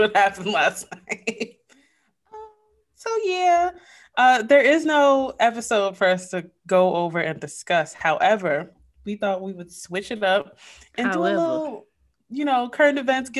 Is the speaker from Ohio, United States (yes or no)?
no; New York, United States; I'm a New Yorker.